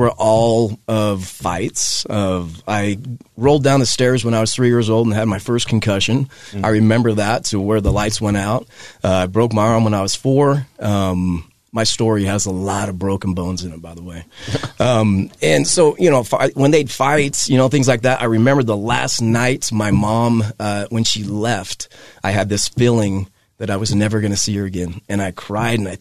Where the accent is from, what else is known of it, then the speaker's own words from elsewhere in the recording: Hooper, Utah, United States; I grew up in Hooper, Utah.